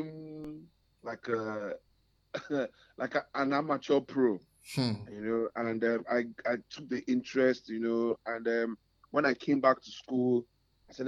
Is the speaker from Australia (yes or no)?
no; Lagos, Nigeria; also born or lived in Calabar; So I attended University of Calabar, but I grew up in Lagos.